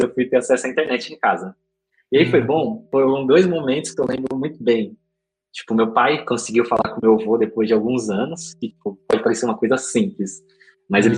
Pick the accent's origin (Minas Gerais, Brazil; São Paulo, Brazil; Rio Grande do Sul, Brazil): São Paulo, Brazil; Diadema; Eu nasci, nasci em Diadema